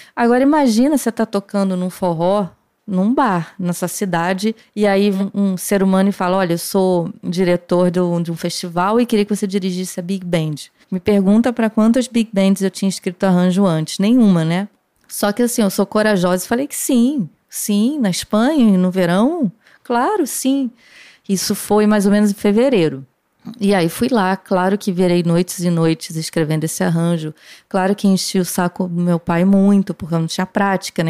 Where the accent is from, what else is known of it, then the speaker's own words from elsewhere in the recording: Rio de Janeiro, Brazil; quando eu nasci, meu pai já morava no Jabur, que é o bairro onde o Hermeto mora até hoje